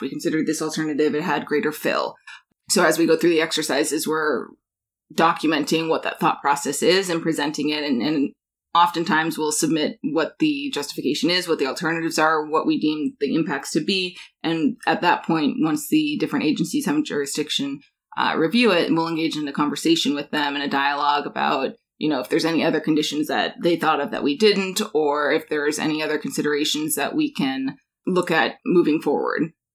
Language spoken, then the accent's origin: English; Alaska, United States; moved away; also born or lived in New York; I'm born and raised in Alaska